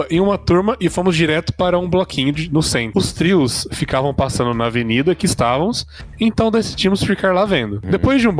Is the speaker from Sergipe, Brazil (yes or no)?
no; Votuporanga, São Paulo, Brazil; tenho 23 anos. Porra, faz tempo, hein? e sou da cidade de Votuporanga.